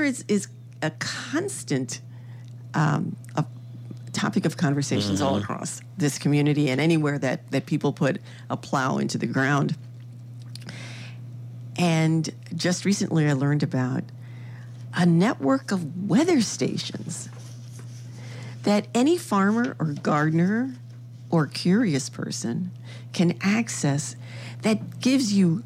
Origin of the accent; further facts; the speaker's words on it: New York City, New York, United States; now in Upper Midwest, United States; when I grew up in New York City.